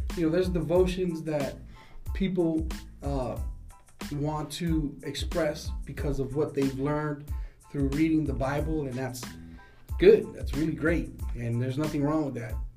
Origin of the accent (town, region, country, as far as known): United States